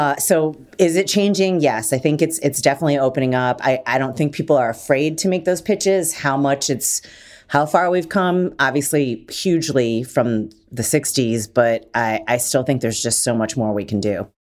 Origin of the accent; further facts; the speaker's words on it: Detroit, Michigan, United States; I'm from Detroit